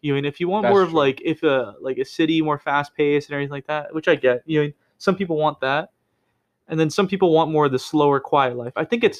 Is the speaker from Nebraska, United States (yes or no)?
no; Oakland, California, United States; moved away; I come from Oakland